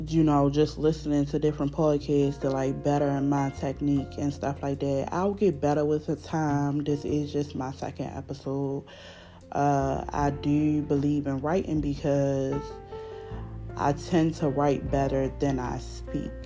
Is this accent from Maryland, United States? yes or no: yes; Baltimore, Maryland, United States; accent: Baltimore; I'm from Baltimore, y'all. So, y'all know my accent a little thick